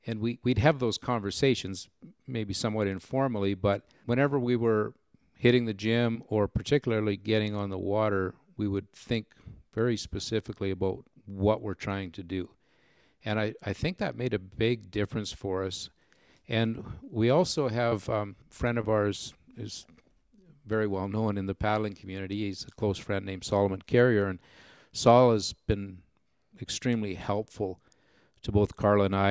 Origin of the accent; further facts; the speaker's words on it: Manitoba, Canada; the Manitoba team was represented primarily from from man from from my hometown and the area just very nearby